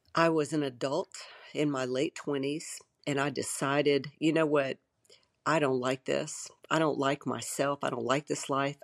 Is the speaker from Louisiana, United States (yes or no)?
yes; Shreveport, Louisiana, United States; I grew up in Shreveport, Louisiana